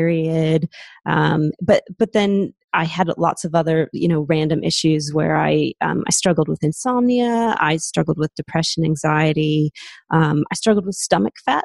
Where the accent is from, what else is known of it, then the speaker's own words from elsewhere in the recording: Seattle, Washington, United States; accent: American; moved away as an adult; now in Australia; I'm originally from Seattle in the States, but I moved over to Australia about 15 years ago.